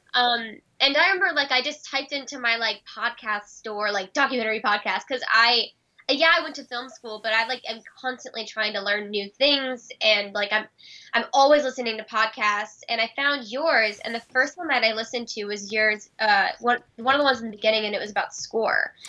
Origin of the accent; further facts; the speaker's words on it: United States; especially as an American, when my country's responsible for